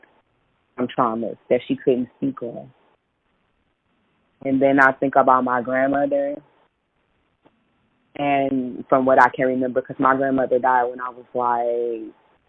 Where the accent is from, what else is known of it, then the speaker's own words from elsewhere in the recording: United States; I'm as American as apple pie.